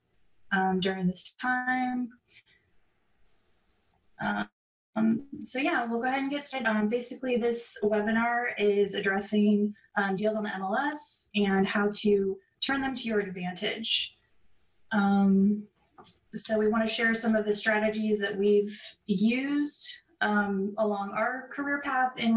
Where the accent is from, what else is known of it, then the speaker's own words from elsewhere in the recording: San Diego, California, United States; moved away as an adult; I am originally from San Diego, California.